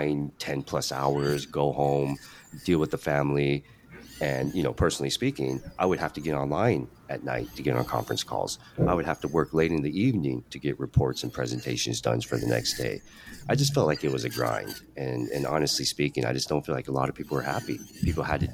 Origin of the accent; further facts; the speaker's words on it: Spokane, Washington, United States; I'm Chinese American, ABC, American born Chinese, grew up in Spokane, Washington